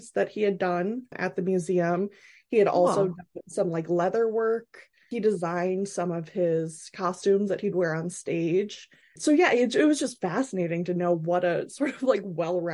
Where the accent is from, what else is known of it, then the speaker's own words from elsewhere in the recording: Wisconsin, United States; I was born in Wisconsin, so technically a cheese head.